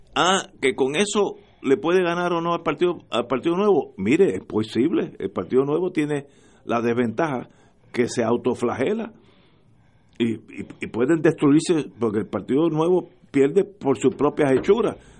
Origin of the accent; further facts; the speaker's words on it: Puerto Rico; yo soy puertorriqueño